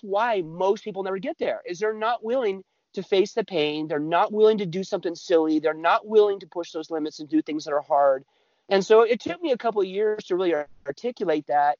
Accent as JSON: {"language": "English", "region": "California", "country": "United States", "tie": "born or raised there", "also_born_or_lived": "Utah / the Dakotas / Colorado", "moved": "as an adult", "said": "I was uh, born in Utah. I lived there till I was three or four. I grew up in California lived there until I was about 19"}